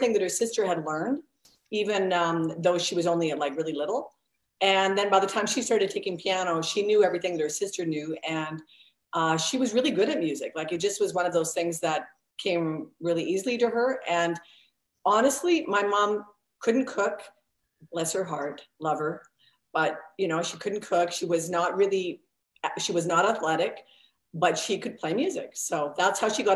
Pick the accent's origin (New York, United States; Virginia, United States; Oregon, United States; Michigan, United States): Oregon, United States; moved away; we're from the States originally, from Oregon